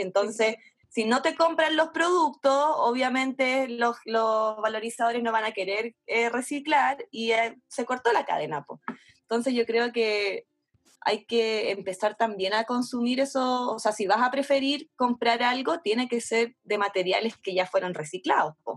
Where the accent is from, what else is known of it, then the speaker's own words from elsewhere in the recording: Santiago, Santiago Metropolitan Region, Chile; somos súper santiaguinas